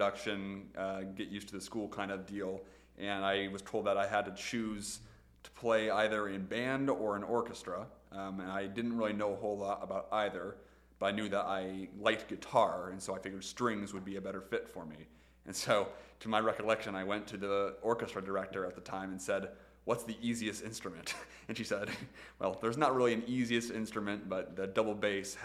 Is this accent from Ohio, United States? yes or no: yes; Sylvania, Ohio, United States; also born or lived in Toledo, Ohio / Bowling Green, Ohio; So I was born in Sylvania. I've lived in Sylvania/Toledo for a majority of my life, with the exception of Bowling Green when I was in undergrad.